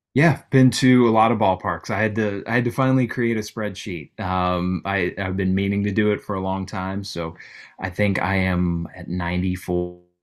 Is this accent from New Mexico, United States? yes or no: no; Missouri, United States; also born or lived in Colorado / East Tennessee; even though I grew up in Missouri, spent a lot of time in East Tennessee with my family